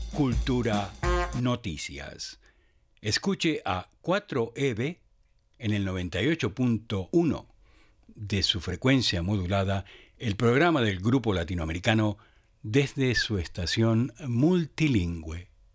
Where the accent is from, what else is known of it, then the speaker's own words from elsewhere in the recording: Tijuana, Baja California, Mexico; moved away as an adult; also born or lived in Guanajuato / Mexicali; now in Brisbane, Australia; tijuanense por adopción, aunque yo nací en Guanajuato, pero solamente viví tres años en Guanajuato y de ahí nos fuimos al norte